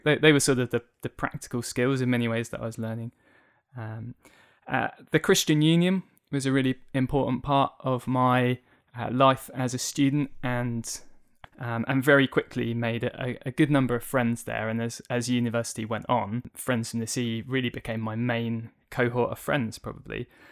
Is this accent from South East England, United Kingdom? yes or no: yes; Tunbridge Wells, South East England, United Kingdom; also born or lived in Ipswich, Suffolk; I was born in Ipswich in Suffolk, but since I was four years old, uh, I've lived in the town of Tunbridge Wells here